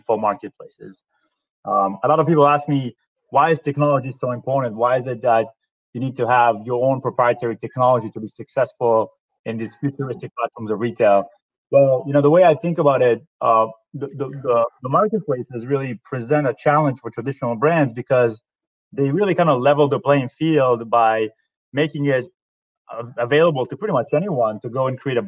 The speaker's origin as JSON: {"language": "English", "country": "Israel", "also_born_or_lived": "New York", "moved": "as an adult", "lives_now": "United States", "said": "I'm originally from Israel. I moved to the U.S. Approximately 13 years ago."}